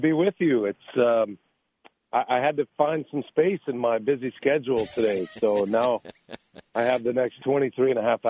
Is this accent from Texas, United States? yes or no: yes; Georgetown, Texas, United States; moved away; I actually grew up in Georgetown, which is